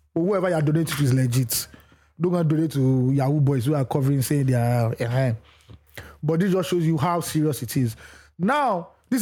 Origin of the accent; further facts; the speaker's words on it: Nigeria; as a Nigerian.